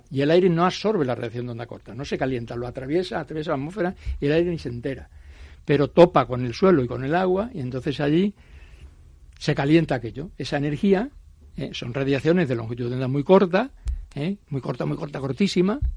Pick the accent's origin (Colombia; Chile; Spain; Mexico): Spain; Coria del Río, Andalusia; yo soy sevillano de nacimiento.